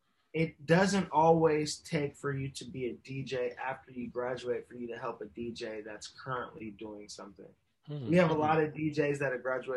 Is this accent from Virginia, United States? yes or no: no; Inglewood, California, United States; also born or lived in Ladera Heights, California / Harbor City, California; I'm originally from Inglewood. We moved to Ladera when I was about 6, but all of my roots and origins still align either to Inglewood or to the city of Los Angeles